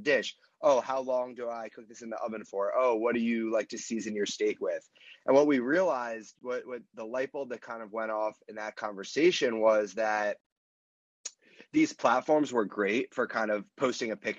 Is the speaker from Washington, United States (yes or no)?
no; Mountainside, New Jersey, United States; moved away as an adult; now in New York City, United States; I'm from Mountainside. It's a really small town right next to Westfield, Summit, Scotch Plains